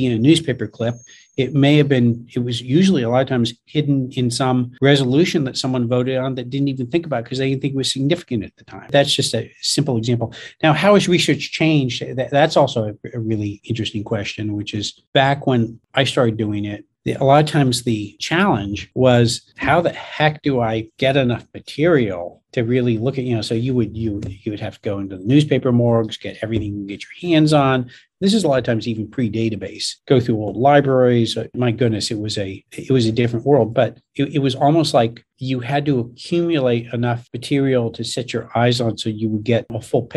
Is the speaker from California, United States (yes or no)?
yes; San Francisco, California, United States; I'm this kid from San Francisco